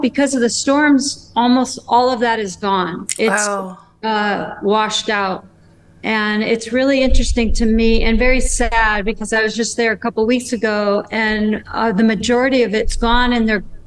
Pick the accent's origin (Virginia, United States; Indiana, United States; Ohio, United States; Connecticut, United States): Connecticut, United States; moved away; also born or lived in Santa Cruz, California / Arizona; I grew up in Connecticut, which is a coastal state